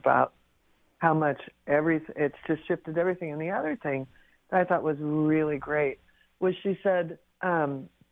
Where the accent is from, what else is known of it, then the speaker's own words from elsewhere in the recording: Pacific Northwest, United States; I grew up in the Pacific Northwest